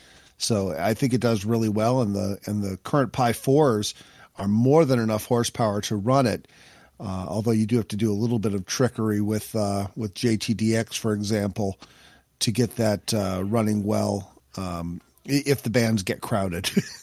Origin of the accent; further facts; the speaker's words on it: Michigan, United States; See, I was raised in Michigan, and it's never red up there.